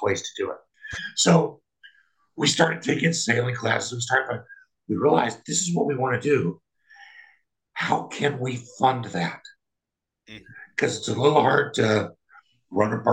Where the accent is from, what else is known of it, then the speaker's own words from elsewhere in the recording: Kansas, United States; moved away; also born or lived in Colorado; I'm from Kansas